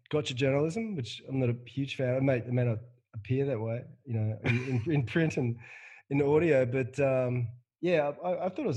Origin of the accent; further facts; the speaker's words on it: Perth, Western Australia, Australia; I'm from suburban Perth.